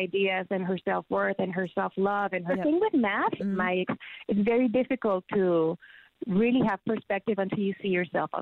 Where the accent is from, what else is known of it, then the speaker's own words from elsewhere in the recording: San Juan, Puerto Rico; moved away; I am in San Juan, Puerto Rico, in my hometown. I'm back home, finally.